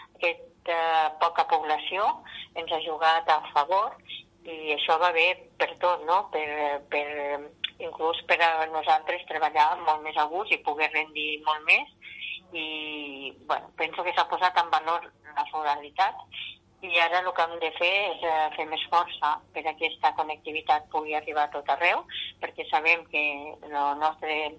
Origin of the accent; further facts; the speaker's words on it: Vinebre, Catalonia, Spain; soc alcaldessa i soc de Vinebre